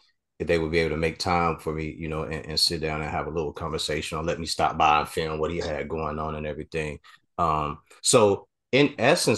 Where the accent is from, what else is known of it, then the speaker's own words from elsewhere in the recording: Chicago, Illinois, United States; I grew up in Chicago. I am from Chicago.